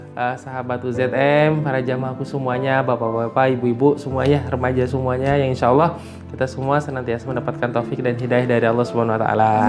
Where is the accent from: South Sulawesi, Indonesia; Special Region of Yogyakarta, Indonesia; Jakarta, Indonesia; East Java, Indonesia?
Jakarta, Indonesia; now in Gunung Putri, Indonesia; Alhamdulillah saya dari Jakarta kebetulan asli Jakarta. Kemudian tahun 2011 pas nikah pindah ke Gunung Putri di sini alhamdulillah